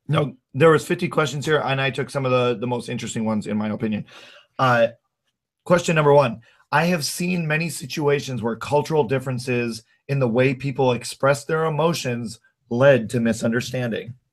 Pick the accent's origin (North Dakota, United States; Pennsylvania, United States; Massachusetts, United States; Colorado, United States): North Dakota, United States; also born or lived in Minnesota; now in Twin Cities, United States; I grew up in North Dakota.